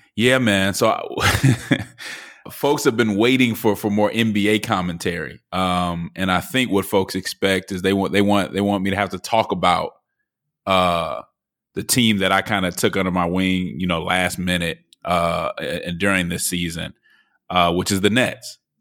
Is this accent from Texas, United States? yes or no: no; Denver, Colorado, United States; moved away; the city of Denver, which is my hometown.